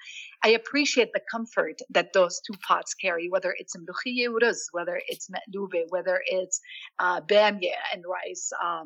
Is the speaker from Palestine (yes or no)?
yes; Jerusalem, Palestine; I grew up, I was born and raised in Jerusalem. I grew up to Palestinian parents and grandparents.